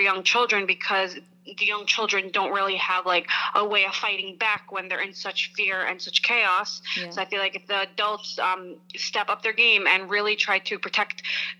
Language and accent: English; Lakewood, United States; I'm from Lakewood and I'm doing great, thank God.